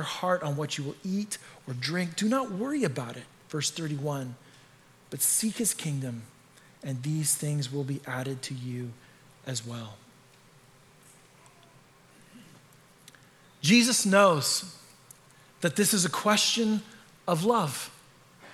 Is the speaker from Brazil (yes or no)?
no; Canada; moved away; I am Canadian, so I say that word weird